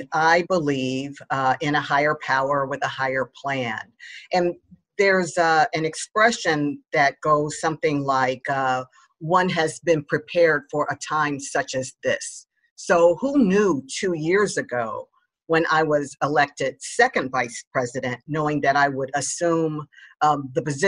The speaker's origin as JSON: {"language": "English", "town": "Dayton", "region": "Ohio", "country": "United States", "tie": "born or raised there", "moved": "yes", "lives_now": "Chicago, United States", "said": "I grew up in Dayton, Ohio, which is very similar to Chicago"}